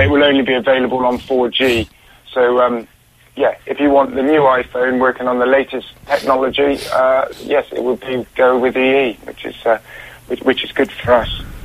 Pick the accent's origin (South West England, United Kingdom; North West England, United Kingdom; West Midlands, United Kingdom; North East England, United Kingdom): South West England, United Kingdom; Bristol; I'm from Bristol